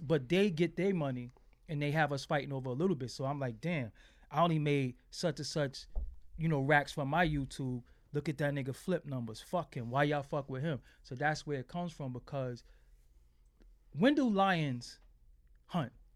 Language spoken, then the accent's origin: English; New York City, New York, United States; I'm from Fulton Street, man. I'm from Fulton and Waverly